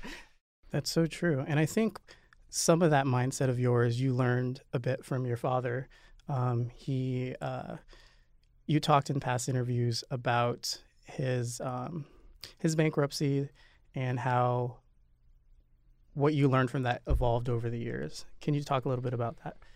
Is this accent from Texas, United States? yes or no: no; Nebraska, United States; now in New York City, United States; We're both Midwesterners. You're from Missouri and I'm from Nebraska.